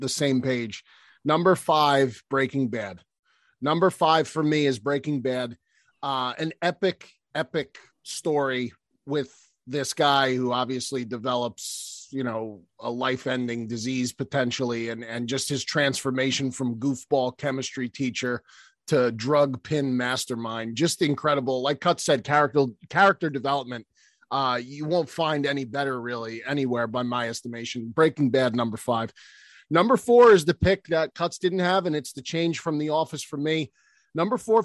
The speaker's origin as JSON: {"language": "English", "region": "New Jersey", "country": "United States", "tie": "born or raised there", "said": "me coming from North Jersey, growing up in North Jersey"}